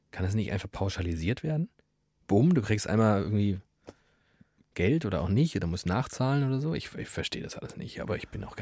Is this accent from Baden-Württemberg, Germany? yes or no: yes; Black Forest North National Park, Baden-Württemberg, Germany; Also ich komme aus dem Nationalpark